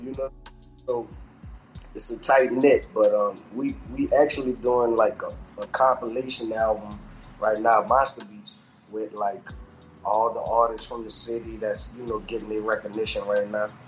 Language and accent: English; New Orleans, Louisiana, United States; moved away; I'm from I'm from New Orleans, Louisiana